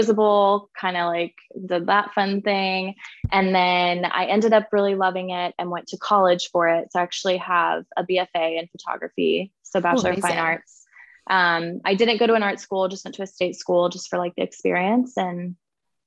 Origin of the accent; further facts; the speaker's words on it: Kansas City, United States; I am in fact from Kansas City. So I am still born and raised and still here